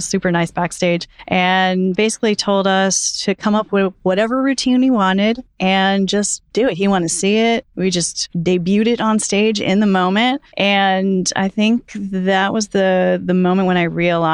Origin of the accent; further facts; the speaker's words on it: New Jersey, United States; I grew up in New Jersey where it's illegal to put gas in your car.